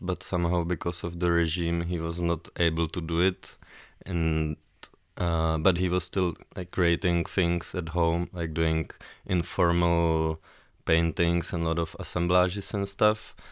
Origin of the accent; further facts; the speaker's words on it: Prague, Czechia; I'm from Prague, born in Prague and based in Prague